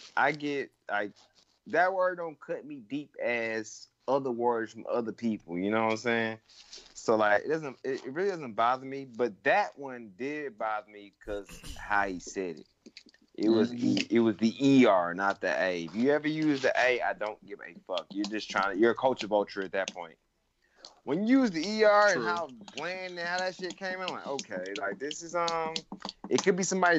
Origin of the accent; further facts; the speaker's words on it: the South, United States; I grew up in the South